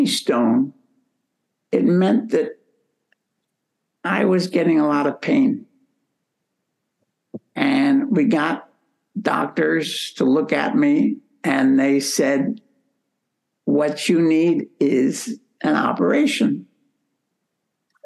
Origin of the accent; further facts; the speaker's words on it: United States; first language English; moved away as an adult; also born or lived in Philippines / Malaysia; I was from America, United States.